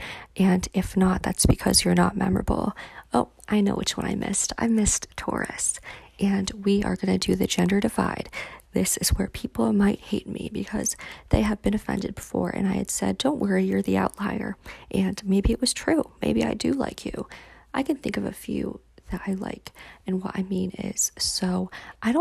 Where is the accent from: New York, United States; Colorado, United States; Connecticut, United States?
Connecticut, United States; Cheshire; now in Washington, DC, United States; I was born and lived in Cheshire, Connecticut, where everyone's really nice